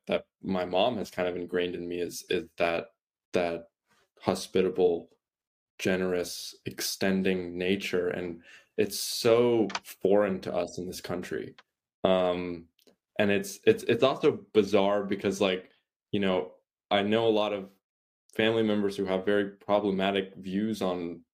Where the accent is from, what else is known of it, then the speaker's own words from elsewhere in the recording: United States; I was born in the States